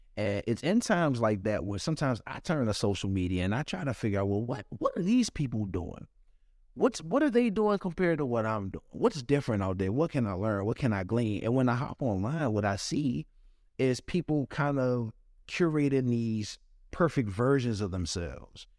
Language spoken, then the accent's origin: English; Washington, District of Columbia, United States; I grew up in Washington, D C. I grew up in Southeast